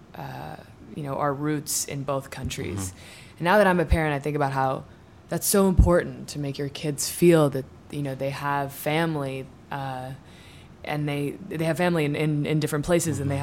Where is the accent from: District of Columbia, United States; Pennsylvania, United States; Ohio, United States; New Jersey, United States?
District of Columbia, United States; Washington; moved away as an adult; also born or lived in New York City / Ireland / Southern California; moved to D.C. when I was four, and grew up in Georgetown.